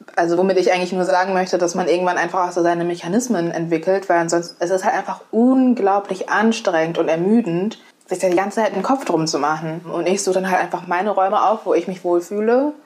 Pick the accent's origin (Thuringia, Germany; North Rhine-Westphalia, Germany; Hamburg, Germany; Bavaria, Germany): North Rhine-Westphalia, Germany; Essen; now in Mainz, Germany; Also ich bin im Ruhrgebiet aufgewachsen